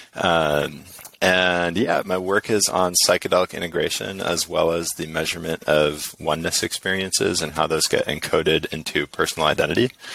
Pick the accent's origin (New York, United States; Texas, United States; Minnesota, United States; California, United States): California, United States; San Diego; I'm from San Diego